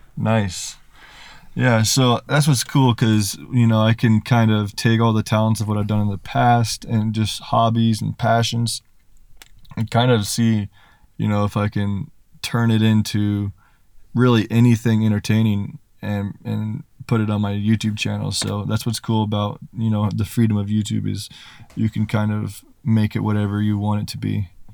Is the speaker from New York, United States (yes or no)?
no; Kansas, United States; I'm from Kansas